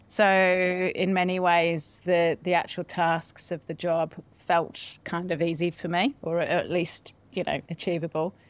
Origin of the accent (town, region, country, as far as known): Solihull, West Midlands, United Kingdom; born or raised there; moved away as an adult; now in New Zealand